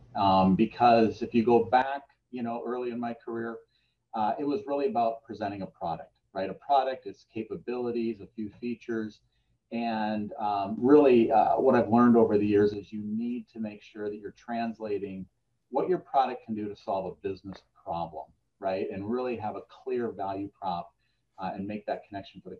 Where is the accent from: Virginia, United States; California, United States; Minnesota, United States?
Minnesota, United States; moved away as an adult; also born or lived in Chicago area; we moved our family from the Chicago area back to Minnesota. Just for that same reason, get back closer to family